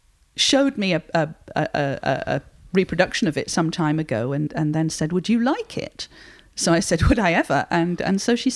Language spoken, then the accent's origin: English; Barnsley, Yorkshire and the Humber, United Kingdom; I was born in Barnsley, 12 miles away, and I've always lived in Yorkshire apart from being at university.